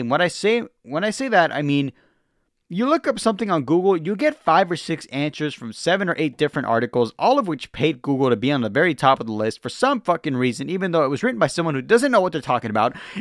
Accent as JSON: {"language": "English", "region": "the West", "country": "United States", "said": "I'm from the West"}